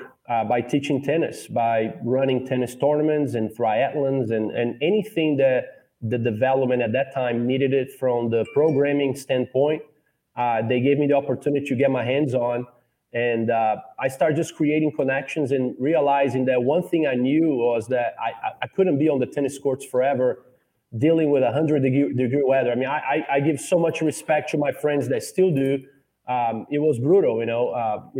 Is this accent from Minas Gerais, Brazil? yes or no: no; São Paulo, Brazil; moved away as an adult; also born or lived in Georgia, United States / New York, United States; now in Lafayette, United States; I'm originally from Brazil, São Paulo, Brazil